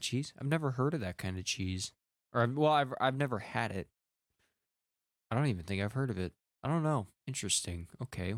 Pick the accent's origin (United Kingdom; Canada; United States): United States; Wisconsin; I'm from Wisconsin